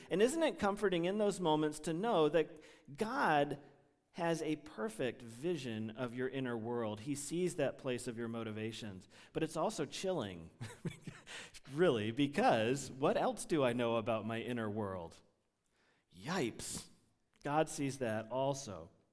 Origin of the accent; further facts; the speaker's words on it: United States; English-speaking Americans